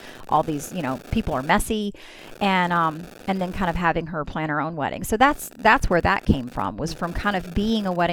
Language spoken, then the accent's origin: English; Mississippi, United States; now in Orlando, United States; I'm from Mississippi, and I also have family in Pensacola, Florida. And so since we moved to Orlando